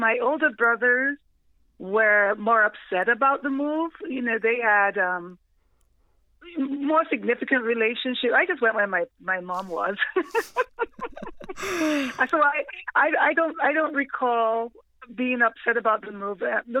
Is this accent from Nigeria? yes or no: yes; Nigeria; moved away as an adult; also born or lived in South London, England; now in United States; Yeah, so my childhood is split. I was born in England, in South London. And then my parents moved, we all moved back to Nigeria for my high school years. So I went to high school in Nigeria, and then I moved to America at 21.